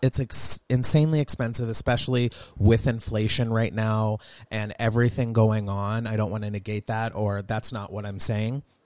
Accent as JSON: {"language": "English", "region": "Southern California", "country": "United States", "tie": "born or raised there", "moved": "yes", "lives_now": "Montana, United States", "said": "Growing up in Southern California"}